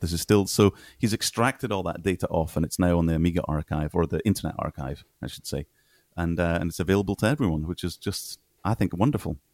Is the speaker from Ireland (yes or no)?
no; Scotland, United Kingdom; moved away as an adult; also born or lived in Kenya; I'm Scottish